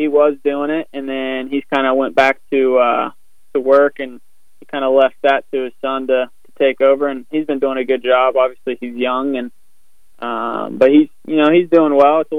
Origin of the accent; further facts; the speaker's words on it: West Virginia, United States; where I grew up in West Virginia